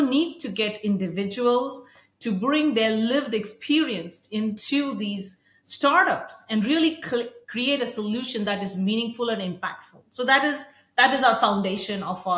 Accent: India; moved away as an adult; I grew up in India, went to school there

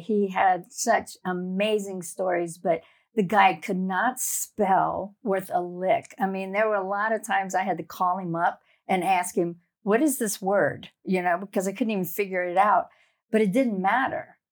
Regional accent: South Louisiana, United States; moved away; I grew up in a little town in, down in the Bayou Country in South Louisiana.

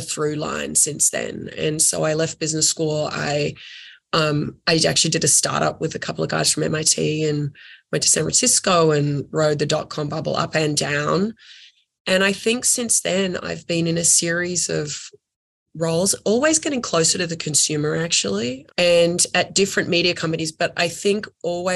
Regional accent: Australia; moved away as an adult; now in United States; I'm Australian

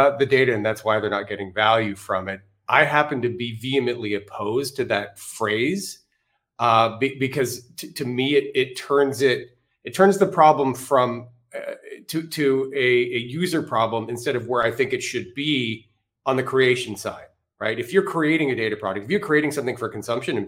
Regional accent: Canada; I'm Canadian

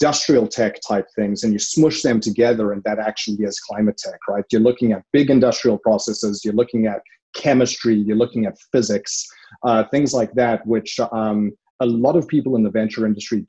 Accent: South Africa; moved away as an adult; now in Oakland, United States; I'm South African and I come from a very sort of large industry there around mining and industrial tech

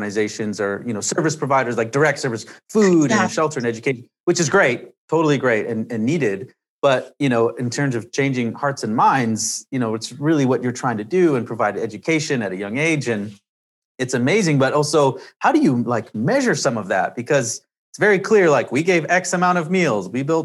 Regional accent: Canada; I'm from Canada

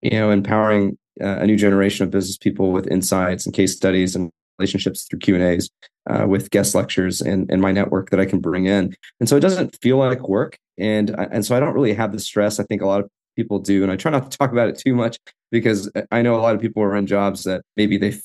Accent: Fort Worth, Texas, United States; I grew up here in Fort Worth, where I'm a professor

